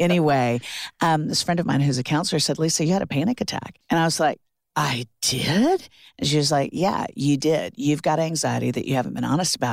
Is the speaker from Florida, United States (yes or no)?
yes; Orlando, Florida, United States; moved away as an adult; also born or lived in Alabama / South Carolina; now in Nashville, United States; I'm from Orlando, Florida.